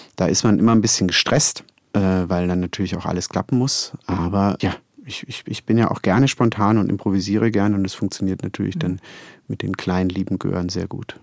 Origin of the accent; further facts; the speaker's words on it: Konstanz, Baden-Württemberg, Germany; moved away; in Konstanz, meiner Heimatstadt